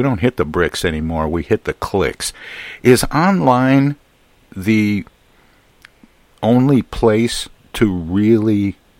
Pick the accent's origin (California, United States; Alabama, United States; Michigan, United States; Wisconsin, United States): Michigan, United States; moved away; my home state of Michigan